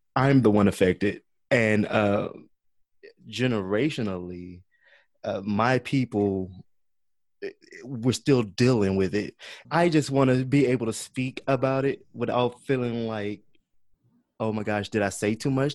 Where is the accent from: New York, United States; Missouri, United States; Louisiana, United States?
Louisiana, United States; Baton Rouge; moved away as an adult; now in Dallas, United States; I am from uh, Baton Rouge, Louisiana.